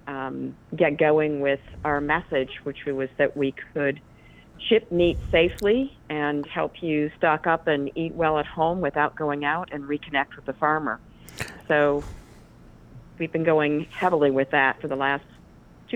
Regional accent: Springfield, Vermont, United States; moved away as an adult; also born or lived in Chicago; Well, I'm from Vermont. I went to high school 2 miles down the road from this farm. So I'm a Springfield, Vermont girl

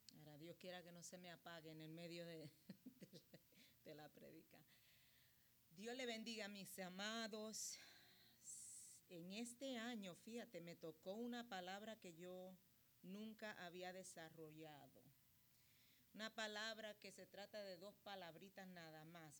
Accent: Puerto Rico; yo soy puertorriqueña

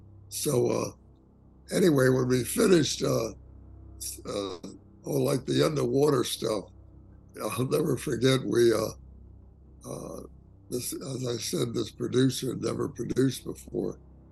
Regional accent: Miami, Florida, United States; I'd lived in the Everglades because I was from Miami.

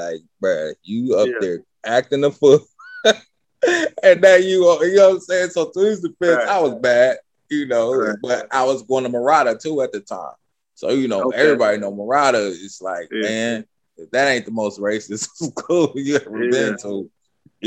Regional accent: Stockton, California, United States; Us from Stockton

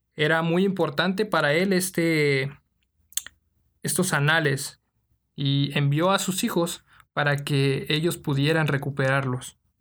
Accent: Mexico City, Mexico; de la Ciudad de México

